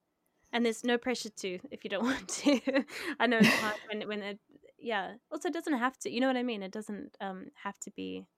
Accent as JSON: {"language": "English", "country": "South Africa", "said": "I mean, I see it differently as a South African, you know, there's all sorts of."}